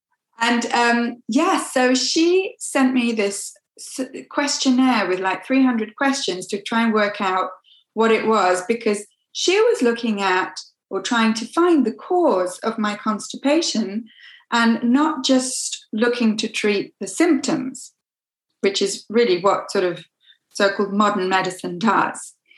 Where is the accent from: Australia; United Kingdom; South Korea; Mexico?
United Kingdom; England; moved away as an adult; now in Quebec, Canada; I'm originally from England. So I grew up in different parts of England, but I went to school in Coventry, which is in the Midlands, and I went to university at York.